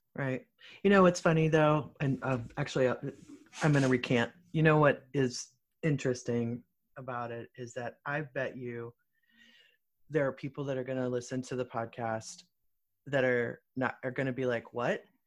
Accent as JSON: {"language": "English", "town": "Muskegon", "region": "Michigan", "country": "United States", "tie": "born or raised there", "said": "I was born in Muskegon"}